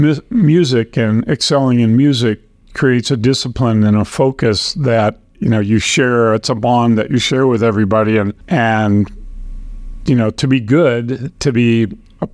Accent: Riverton, Wyoming, United States; moved away as an adult; also born or lived in Laramie, Wyoming; now in Aurora, United States; I grew up in Riverton, Wyoming, of all places

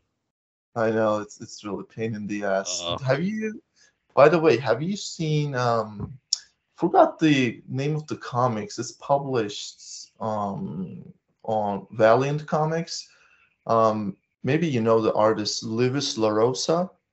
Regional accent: Turkey; I'm from Turkey

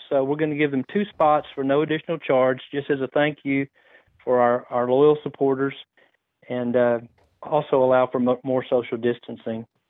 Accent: West, Texas, United States; The location is gonna be the Knights of Columbus Hall in West, my hometown.

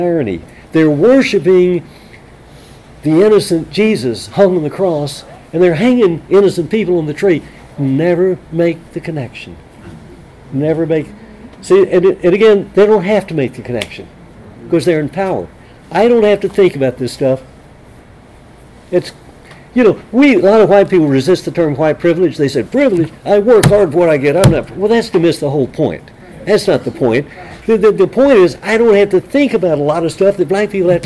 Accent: San Angelo, Texas, United States; when I was a kid growing up in San Angelo, Texas

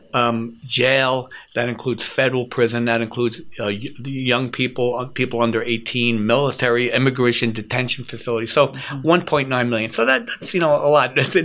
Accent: United States; as an American

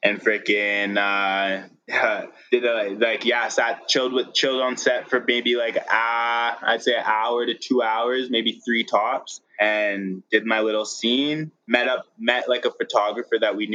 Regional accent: Regina, Saskatchewan, Canada; now in Calgary, Canada; Regina, Saskatchewan, my hometown

